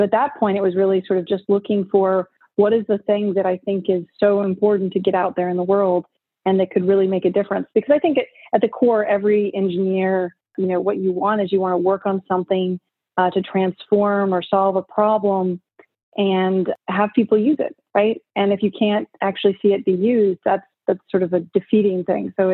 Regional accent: Richmond, Virginia, United States; I grew up in Richmond, Virginia, on the East Coast of the United States

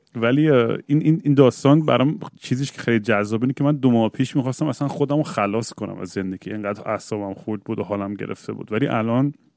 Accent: Eugene, Oregon, United States; منم بچگیام که یوجین بزرگ شدم

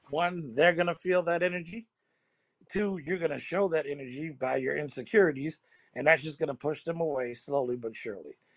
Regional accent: Chicago, Illinois, United States; I need a nigga that might get me shot or killed, like I'm from Chicago.

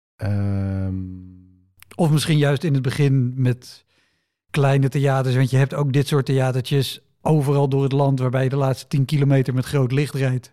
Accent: near Utrecht, Netherlands; ik kom uit de buurt van Utrecht

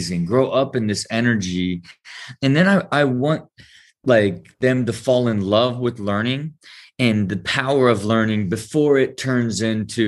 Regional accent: Ohio, United States; I had this great blend of growing up in the Midwest and having a lot of freedom as you gave to kids in Ohio

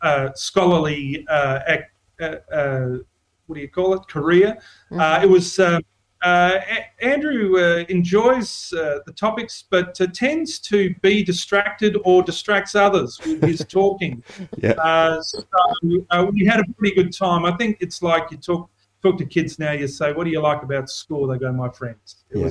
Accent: Bordertown, South Australia, Australia; Well, I was born in Bordertown, same birthplace as Bob Hawke, I tell everyone. I lived the first 5 years of my life on a cattle and sheep station, which was about 20 mile out from Bordertown.

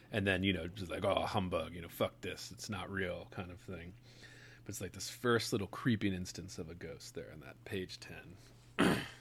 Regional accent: Baltimore, Maryland, United States; Sophie and I grew up in Baltimore

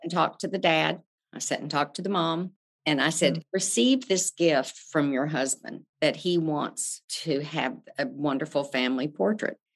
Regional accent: Amarillo, Texas, United States; now in Houston, United States; I grew up in Amarillo, Texas, the panhandle of Texas

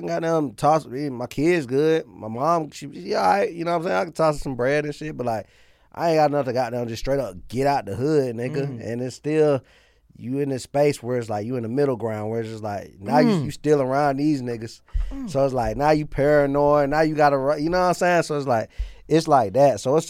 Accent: Atlanta, Georgia, United States; Yeah, East side.

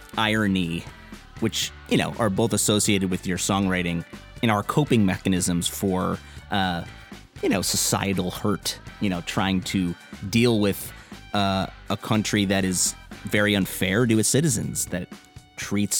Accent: Chicago, Illinois, United States; born or raised there

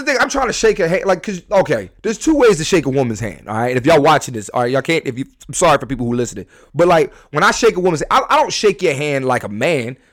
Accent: Philadelphia, Pennsylvania, United States; I'm a comedian. I'm from Philly

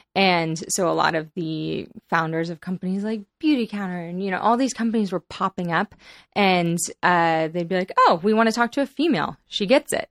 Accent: San Diego, California, United States; also born or lived in Boston / Los Angeles; now in San Francisco, United States; I grew up in San Diego, California

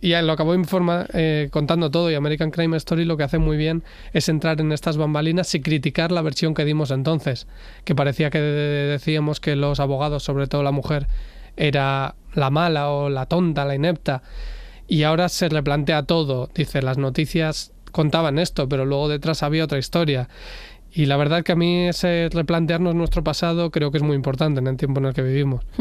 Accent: Basque Country, Spain; yo crecí en el País Vasco en estos 90

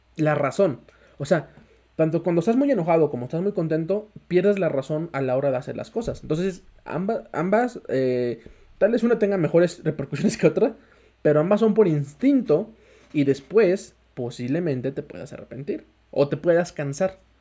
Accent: Mexico; tú mismo como mexicano, como mexicano, latino

